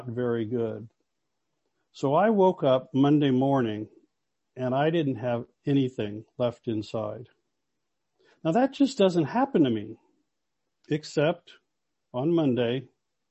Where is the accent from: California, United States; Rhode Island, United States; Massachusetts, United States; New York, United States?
California, United States; Los Angeles; now in Toronto, Canada; I'm from Los Angeles